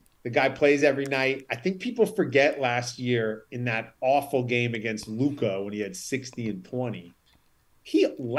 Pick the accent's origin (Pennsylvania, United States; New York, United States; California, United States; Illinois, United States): New York, United States; New York City; I'm in Brooklyn, so I got my spots out here. I grew up in Midtown and the Upper West Side of Manhattan